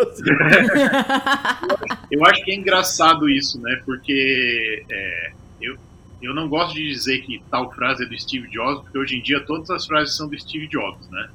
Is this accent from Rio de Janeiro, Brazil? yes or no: no; Araranguá, Santa Catarina, Brazil; moved away as an adult; also born or lived in Florianópolis, Brazil; now in United States; vim de uma cidade pequena, né, de Araranguá, do interior de Santa Catarina